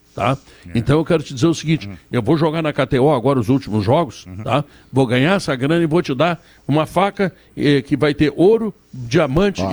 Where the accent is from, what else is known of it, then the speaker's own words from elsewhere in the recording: Rio Grande do Sul, Brazil; É o nosso Rio Grande este é o meu Rio Grande